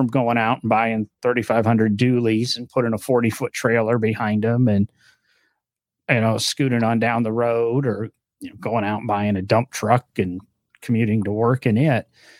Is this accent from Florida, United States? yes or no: no; Illinois, United States; moved away; I grew up in Illinois